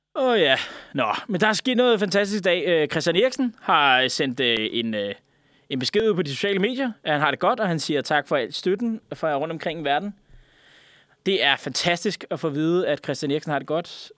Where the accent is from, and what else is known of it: Denmark